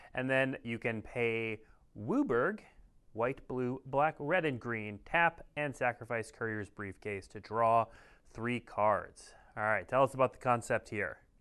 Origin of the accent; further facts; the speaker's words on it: Minnesota, United States; I'm from Minnesota